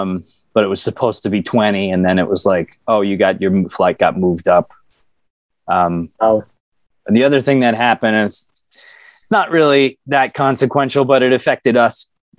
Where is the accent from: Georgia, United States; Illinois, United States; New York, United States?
New York, United States; New York City; but more as a New Yorker, as like, isn't that interesting that they figured out how to do that? Look at this city, you know, look at what's happening here.